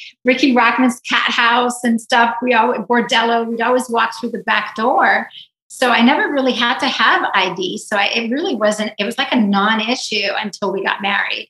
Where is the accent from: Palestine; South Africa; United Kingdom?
South Africa; moved away; also born or lived in Israel; I was born in Israel. I was raised in South Africa